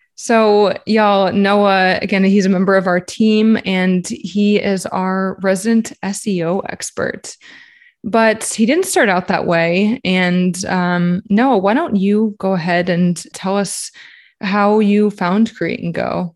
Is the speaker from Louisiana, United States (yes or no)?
yes; New Orleans, Louisiana, United States; moved away; also born or lived in Shreveport, Louisiana / Texas / Florida; I'm from New Orleans. I was born and raised there, but I did live in Shreveport for a few years